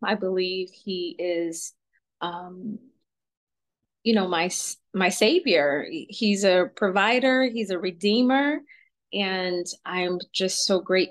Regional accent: Atlanta, Georgia, United States; we moved from South Georgia to a little bit North Georgia, central, I guess, in Atlanta.

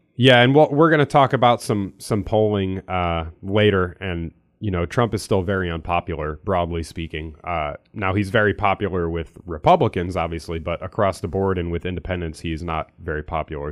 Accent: Pennsylvania, United States; now in Missouri, United States; I'm from Pennsylvania, I don't live there anymore

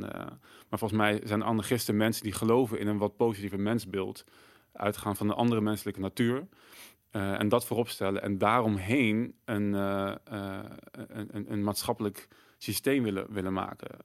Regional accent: Netherlands

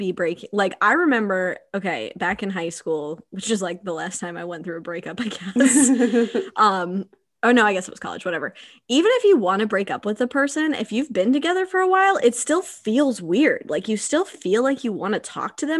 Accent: the South, United States; we're from the South where we don't have those

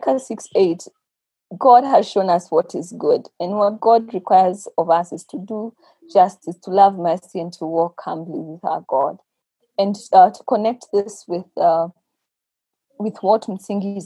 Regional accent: Kenya; we as the Kenyan church

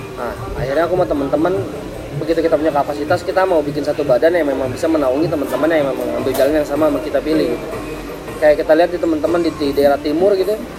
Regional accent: Jakarta, Indonesia; Saya asli kalau orang tua sih dari Sumatera Tapi lahir dan tumbuh besar di Jakarta

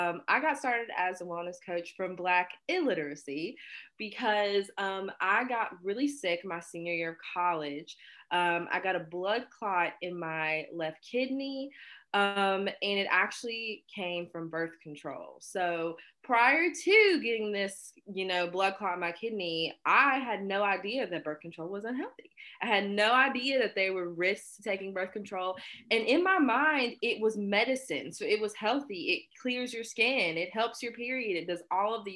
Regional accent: Hinton, West Virginia, United States; I'm from West Virginia.

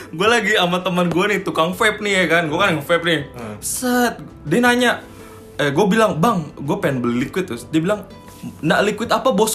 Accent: Indonesia; tapi kan kita orang Indo ya

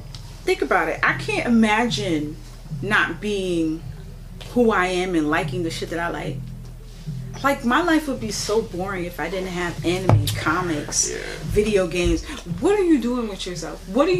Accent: New York City, New York, United States; Born and raised in Brooklyn. Haitian descent.

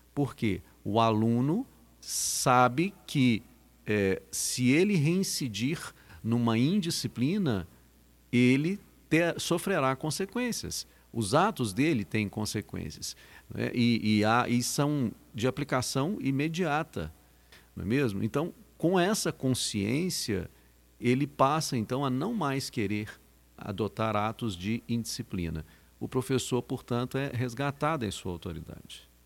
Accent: Minas Gerais, Brazil; now in Patrocínio, Brazil; de uma feira de ciências lá na minha terra natal

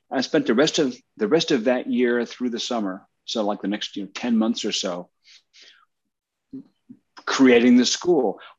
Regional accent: New Jersey, United States; Yeah, cool. Central New Jersey. Yep.

